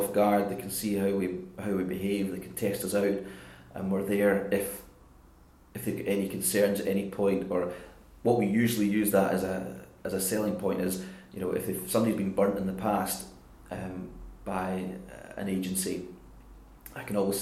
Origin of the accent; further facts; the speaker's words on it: Glasgow, Scotland, United Kingdom; accent: island lilt; also born or lived in Isle of Mull; I did most of my growing up in Jordan Hill.